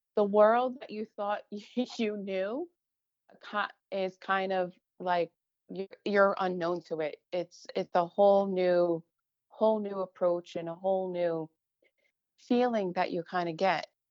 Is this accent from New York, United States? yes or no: yes; Long Island, New York, United States; I grew up on Long Island, a typical middle class neighborhood